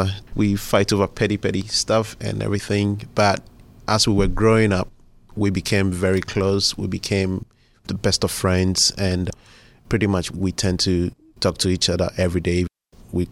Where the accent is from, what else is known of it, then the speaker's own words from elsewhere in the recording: Tema, Greater Accra, Ghana; now in Pittsburgh, United States; I was born in Ghana in a city called Tema